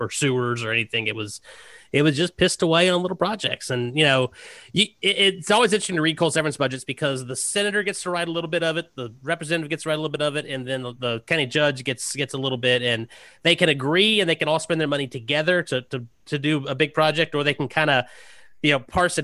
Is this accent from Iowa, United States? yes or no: no; Southwestern Virginia, United States; now in Kentucky, United States; I grew up in Virginia